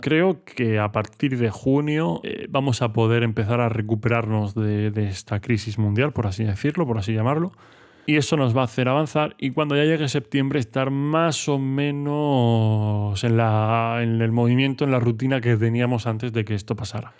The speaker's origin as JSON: {"language": "Spanish", "town": "Murcia", "region": "Region of Murcia", "country": "Spain", "said": "soy de Murcia, no estoy acostumbrado a unas temperaturas muy muy bajas"}